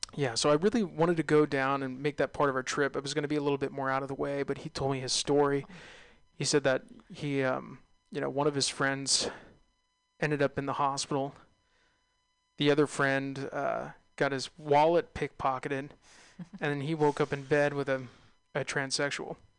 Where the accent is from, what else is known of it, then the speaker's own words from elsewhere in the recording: California, United States; being Californian, being California natives